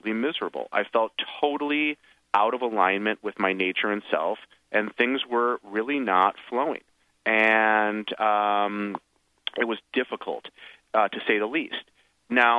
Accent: Michigan, United States; my hometown in Michigan

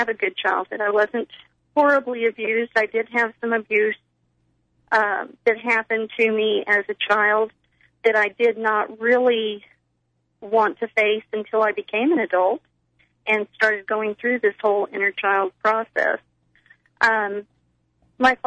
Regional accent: Texas, United States; I am from Texas

